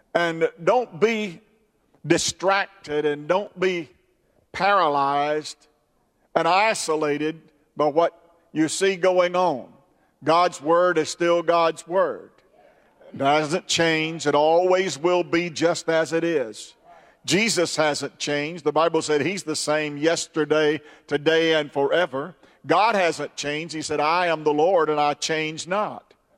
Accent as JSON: {"language": "English", "country": "United States", "said": "I am an American and I'm proud to be an American."}